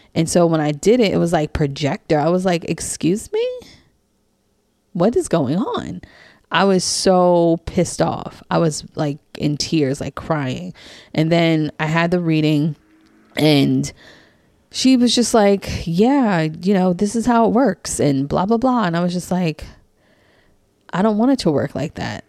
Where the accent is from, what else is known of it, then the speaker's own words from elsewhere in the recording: New York City, New York, United States; also born or lived in New Jersey / DC, Maryland area; now in Maryland, United States; I grew up in Queens, New York. Queens represent, um, born and raised in Queens